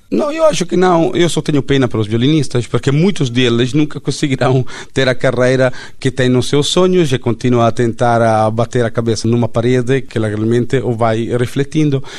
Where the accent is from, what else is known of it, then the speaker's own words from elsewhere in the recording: Italy; accent: Italian; Portuguese is a second language; now in Portugal; eu sou italiano